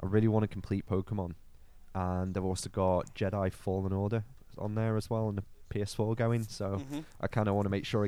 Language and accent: English; Liverpool, North West England, United Kingdom; I'm from the People's Republic of Liverpool